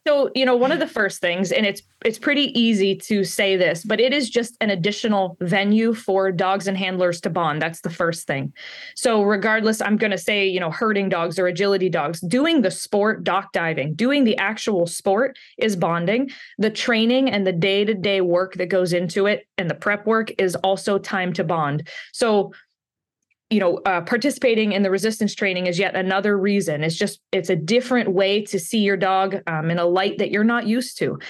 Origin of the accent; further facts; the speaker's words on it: Pittsburgh, Pennsylvania, United States; also born or lived in down south; now in Maine, United States; I'm from Pittsburgh, Pennsylvania in the United States, so I'm not local to Maine